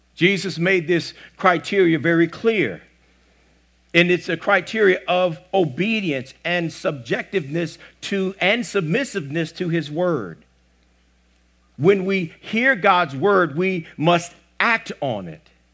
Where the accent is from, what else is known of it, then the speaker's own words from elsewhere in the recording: the South, United States; I'm, I'm from the South